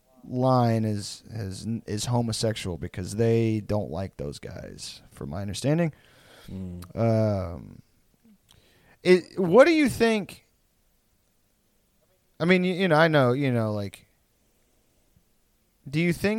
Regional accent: the South, United States; I'm not a redneck really, but like I am most certainly from the South

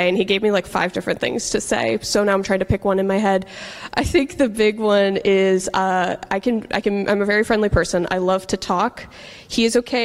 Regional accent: Portland, Oregon, United States; moved away as an adult; I was originally born and raised in Portland, Oregon, where I lived for the first 18 years of my life

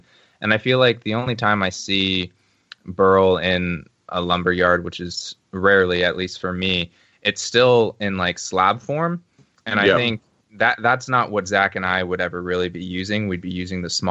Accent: Sonoma County, Northern California, United States; moved away as an adult; now in San Luis Obispo County, United States; I'm from Sonoma County, which is right by Napa County, mm-hmm. like Napa Valley area in Northern California

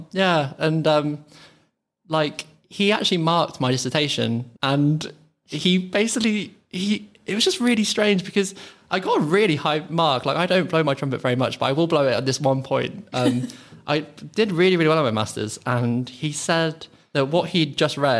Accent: Midlands, United Kingdom; accent: Midlands lilt; being from the like Midlands, I feel like my accent can either go quite... I've got like this Midlands lilt

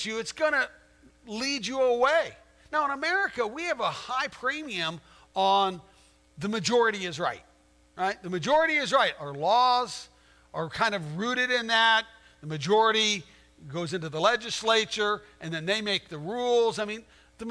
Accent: Arizona, United States; moved away as an adult; also born or lived in Virginia; I grew up in Arizona

